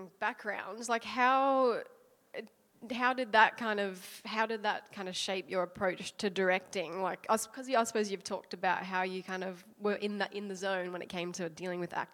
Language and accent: English; Adelaide, South Australia, Australia; also born or lived in Sydney; now in New Zealand; I'm from Adelaide originally. I've been living in Sydney for the last couple of years, and I've just moved here to New Zealand.